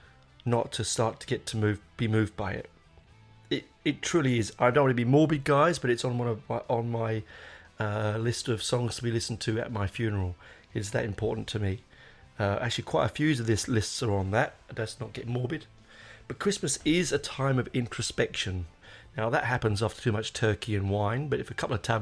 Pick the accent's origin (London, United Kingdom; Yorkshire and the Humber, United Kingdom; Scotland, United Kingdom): London, United Kingdom; moved away; I grew up in North London in Hendon.